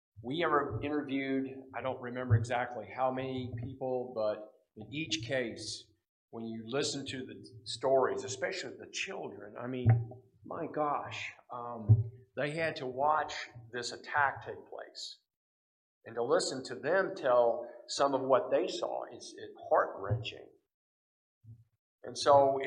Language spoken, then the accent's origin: English; United States; I'm an American.